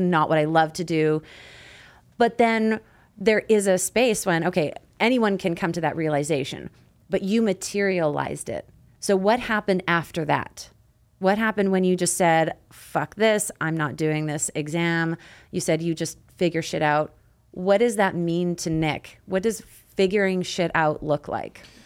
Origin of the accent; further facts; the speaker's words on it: Canada; me being from Canada 'cause we pronounce things different